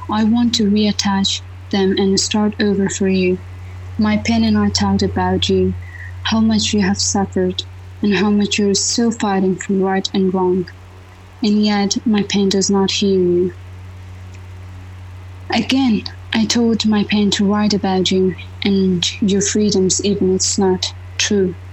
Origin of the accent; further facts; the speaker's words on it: Afghanistan; English is a second language; moved away as an adult; So living in a, uh, my home country and then just left my home country and then go abroad. So it was completely odd for me. You know that always living as a woman in Afghanistan always is, it has their own challenges, right?